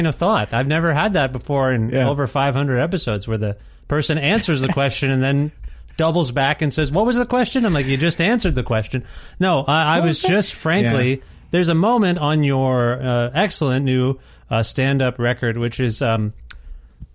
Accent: Ontario, Canada; moved away; I feel hardy from my Ontario roots.

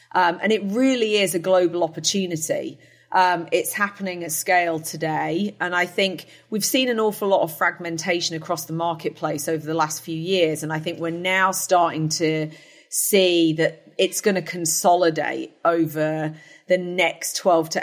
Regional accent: United Kingdom; moved away as an adult; also born or lived in New Jersey; now in United States; I am a Brit. But I do live in the United States, been here for coming up on year 16

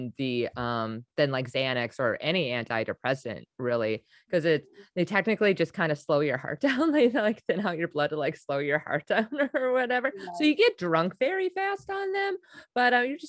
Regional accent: Wisconsin, United States; I'm from Wisconsin

